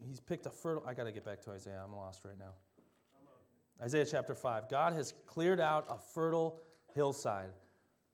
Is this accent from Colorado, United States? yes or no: no; Delano, Minnesota, United States; also born or lived in Champlin Park, Minnesota; when we moved from Champlin Park to Delano, Minnesota, the land was like a desert